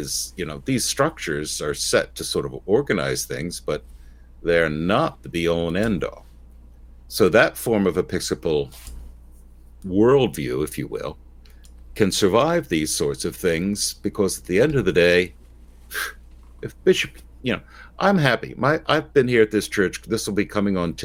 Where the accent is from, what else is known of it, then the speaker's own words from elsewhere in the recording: Philadelphia, Pennsylvania, United States; I'm from Philadelphia